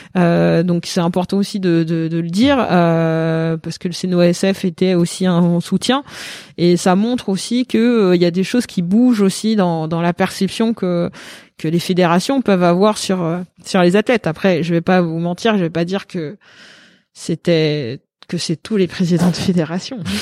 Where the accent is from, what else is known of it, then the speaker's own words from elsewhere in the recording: Paris, Île-de-France, France; je suis parisienne